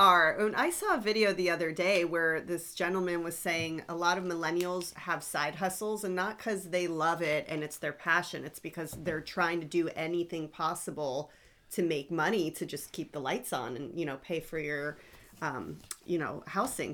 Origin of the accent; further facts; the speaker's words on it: South Florida, United States; I grew up in South Florida